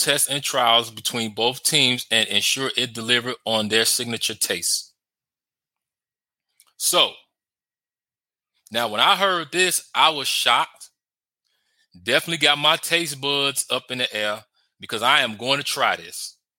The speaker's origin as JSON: {"language": "English", "town": "Chicago", "region": "Illinois", "country": "United States", "tie": "born or raised there", "said": "I'm a Chicagoan, born and raised in Chicago, live in Chicago."}